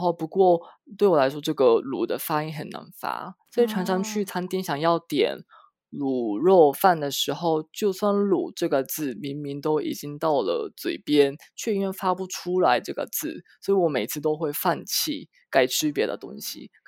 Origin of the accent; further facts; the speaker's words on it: Osaka, Japan; Chinese is a second language; moved away as an adult; also born or lived in Taiwan; 每次我都会说我是从呃大阪过来的这样。